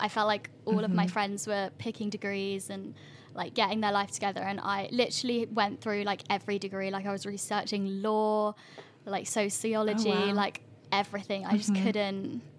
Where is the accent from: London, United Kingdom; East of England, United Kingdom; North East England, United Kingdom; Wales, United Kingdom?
London, United Kingdom; moved away as an adult; now in Edinburgh, United Kingdom; Okay, so I grew up in like Greater London, kind of like suburban London. Mm. So not... I feel like when I tell people I'm from London, they're always like, oh, so you live like in the city, like how cool. But I don't know, it's more like outskirts kind of vibe.